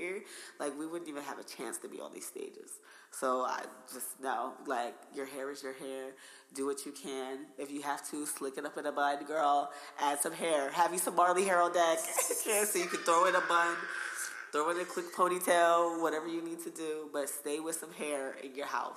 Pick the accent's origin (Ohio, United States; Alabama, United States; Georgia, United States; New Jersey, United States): New Jersey, United States; accent: Jersey; I get teased all the time for my accent. It's okay. Jersey Girls is out here